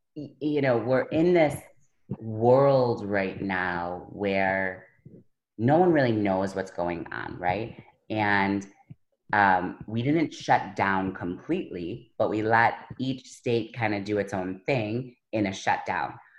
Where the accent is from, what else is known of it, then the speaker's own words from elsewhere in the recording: Buffalo, New York, United States; I'm from Buffalo